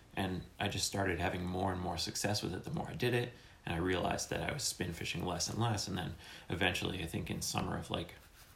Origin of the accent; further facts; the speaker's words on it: Harwich, Massachusetts, United States; also born or lived in Orleans, Massachusetts; So I grew up in Harwich until we were 16 when we moved to Orleans. And growing up on the Cape, fishing is like in your blood. You know, it's the Cape, it's named after a codfish.